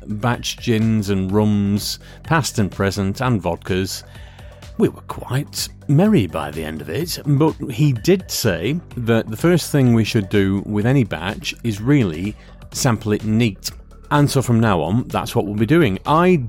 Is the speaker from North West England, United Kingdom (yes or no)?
yes; Lancashire, North West England, United Kingdom; we grew up in Lancashire